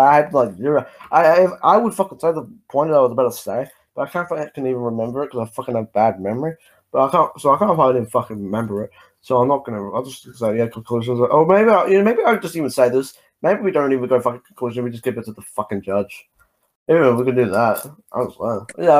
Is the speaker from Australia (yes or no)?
yes; Australia; I'm a fucking Aussie. I live in Australia, man.